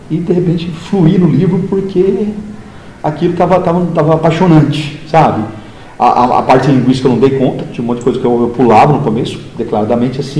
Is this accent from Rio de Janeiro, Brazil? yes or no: no; Ibitinga, São Paulo, Brazil; Ibitinga, né? Que eu venho da interior de São